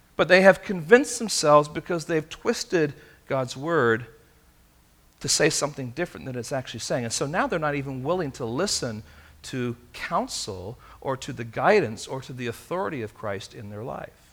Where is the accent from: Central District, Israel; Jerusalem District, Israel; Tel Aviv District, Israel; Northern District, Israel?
Tel Aviv District, Israel; Tel Aviv; now in Castro Valley, United States; I was born in Tel Aviv, Israel.